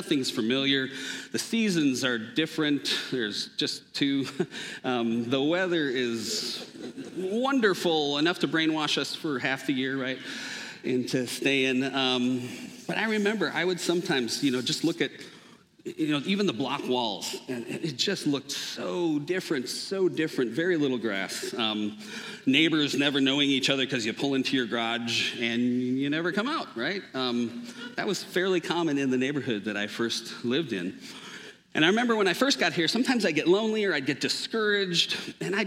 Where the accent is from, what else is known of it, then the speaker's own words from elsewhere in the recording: Minnesota, United States; moved away; I grew up in Minnesota and was there from the time I was born